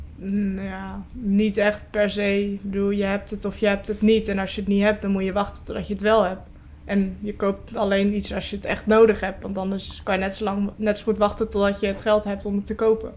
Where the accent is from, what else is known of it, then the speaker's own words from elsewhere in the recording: Vlaardingen, South Holland, Netherlands; ik kom uit Vlaardingen